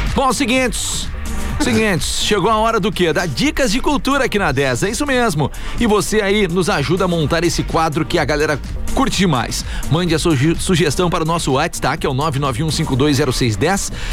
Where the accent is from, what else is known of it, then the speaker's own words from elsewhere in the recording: Pelotas, Rio Grande do Sul, Brazil; eu sou do Fragata